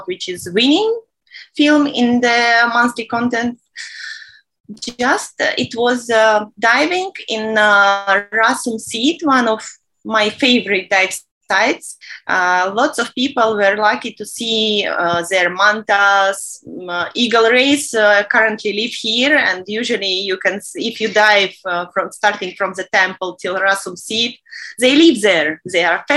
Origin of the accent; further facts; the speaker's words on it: Minsk, Belarus; moved away as an adult; now in Sharm el-Sheikh, Egypt; I'm from Belarus, Minsk